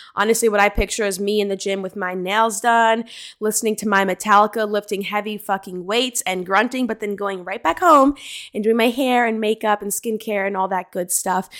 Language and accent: English; New Jersey, United States; also born or lived in Maryland; I am from Central Jersey, born and raised here